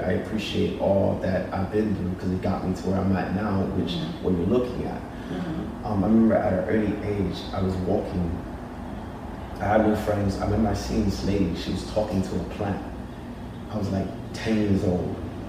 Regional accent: United Kingdom; In the UK.

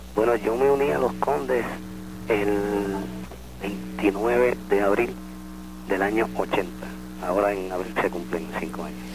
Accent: San Juan, Puerto Rico; Yo soy natural de Santurce, de Barrio Obrero.

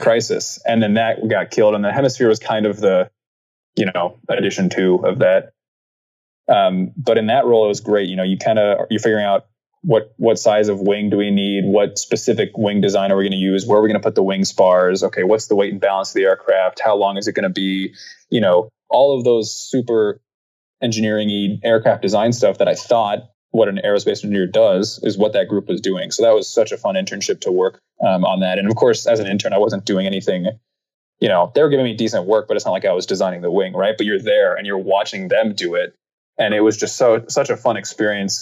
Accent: Wichita, Kansas, United States; moved away as an adult; now in Phoenix, United States; I grew up in Wichita, Kansas

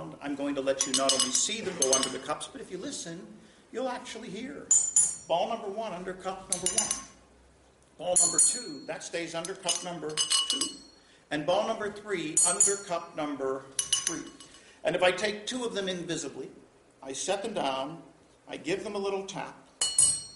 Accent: Pittsburgh, Pennsylvania, United States; I am from Pittsburgh. And in Pittsburgh, of course, when I was a kid, I learned how to do this trick

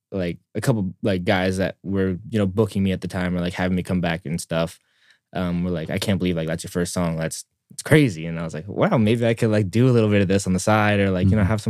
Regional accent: Oakland, California, United States; born there; also born or lived in San Diego / Shanghai; yeah, so I was I was born in California. I was born in Oakland. Um, lived there for

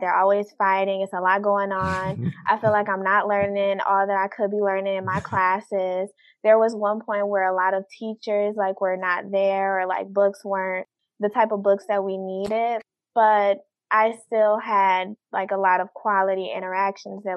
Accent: Detroit, Michigan, United States; born and raised in Detroit

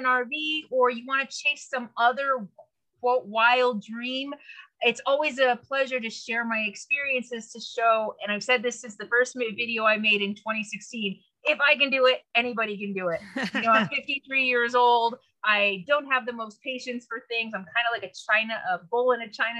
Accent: San Francisco Bay Area, California, United States; I'm originally from the San Francisco Bay Area

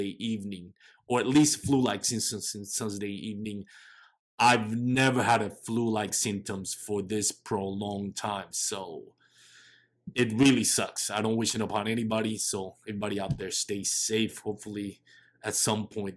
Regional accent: Texas, United States; I'm from Texas

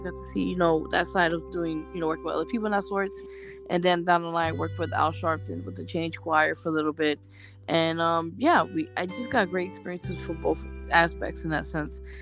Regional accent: New York City, New York, United States; I'm down here from New York City, Lower East Side

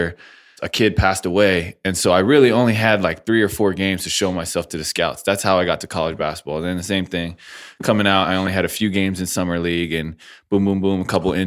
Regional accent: California, United States; born or raised there

